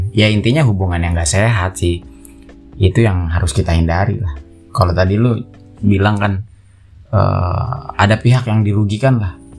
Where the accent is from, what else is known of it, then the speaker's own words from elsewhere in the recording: Bogor, West Java, Indonesia; gue asli Bogor kelahiran tahun huru hara ya 98